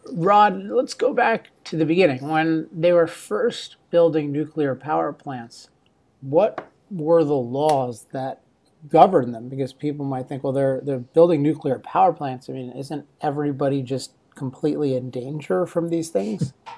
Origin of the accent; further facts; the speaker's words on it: Maryland, United States; now in Laguna Beach, United States; my home state of Maryland, my old home state of Maryland